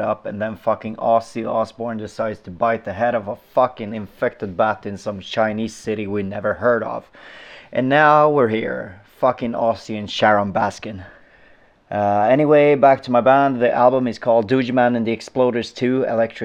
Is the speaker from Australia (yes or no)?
no; Sweden; Welcome to Sweden! Woo! The best country in the world, and we make the best music in the world